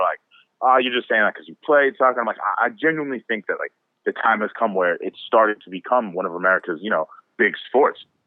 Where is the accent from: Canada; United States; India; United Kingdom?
United States; Tampa, Florida; now in Connecticut, United States; I'm originally from Tampa